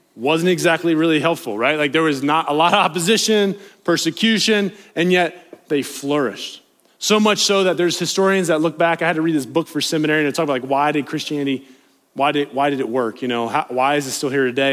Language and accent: English; Appalachia, United States; accent: Appalachian; my Appalachian accent